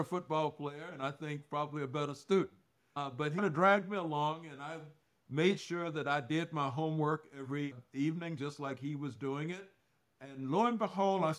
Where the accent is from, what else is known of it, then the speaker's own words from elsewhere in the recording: Jacksonville, Florida, United States; also born or lived in Georgia; We're from Jacksonville, Florida originally, even though we were born in Georgia, but grew up in Jacksonville